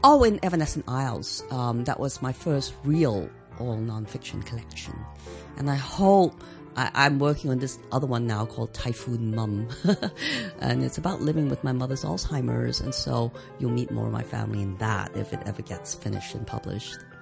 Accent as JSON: {"language": "English", "country": "Hong Kong", "tie": "born or raised there", "said": "growing up in Hong Kong"}